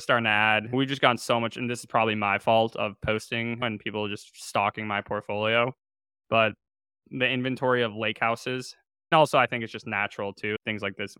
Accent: Chapel Hill, North Carolina, United States; I'm from Chapel Hill, North Carolina.

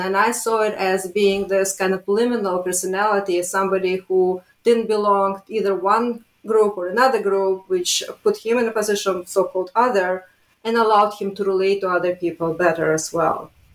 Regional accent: Riga, Latvia; moved away; I was born in Riga, Latvia

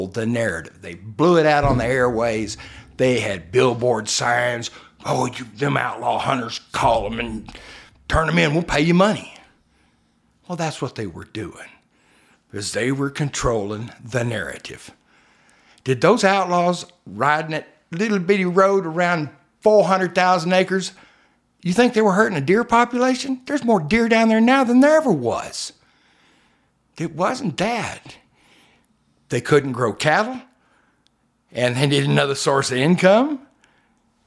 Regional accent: Levelland, Texas, United States; moved away as an adult; also born or lived in California / Augusta / South Carolina; When I was a little kid, I was born in West Texas, a little town outside of Lubbock, called Leveland

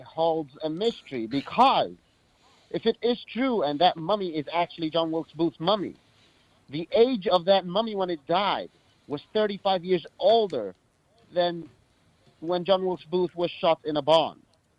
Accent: Cairo, Cairo Governorate, Egypt; I grew up in Cairo, Egypt. I grew up right in the heart of the hall, where all the mummies are, and the Great Pyramids is.

